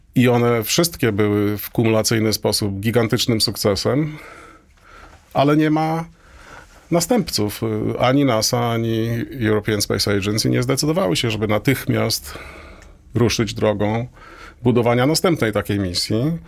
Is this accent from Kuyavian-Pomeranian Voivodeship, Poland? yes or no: yes; Toruń, Kuyavian-Pomeranian Voivodeship, Poland; moved away as an adult; ja nie urodziłem się, ale wychowałem się w Toruniu